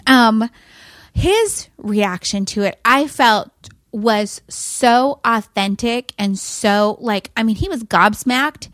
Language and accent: English; near Cuyama, California, United States; now in Fort Worth, United States; Kuyama is right by where we grew up